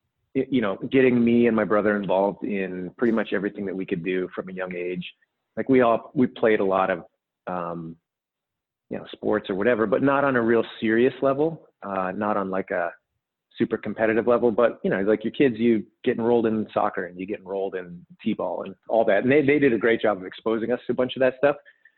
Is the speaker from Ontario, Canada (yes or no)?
no; British Columbia, Canada; also born or lived in Edmonton / California; So I was born in Edmonton, which is like more central Canada. And then my family and I actually lived in California for a couple of years when I was young, like maybe 6 or 7.